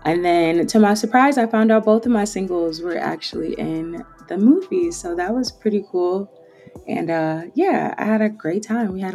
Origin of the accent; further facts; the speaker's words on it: Detroit, Michigan, United States; I'm from Detroit originally